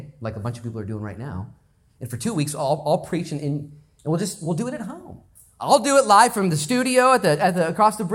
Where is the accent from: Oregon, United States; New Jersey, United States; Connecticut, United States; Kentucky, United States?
Oregon, United States; Lincoln County; I'm from Lincoln County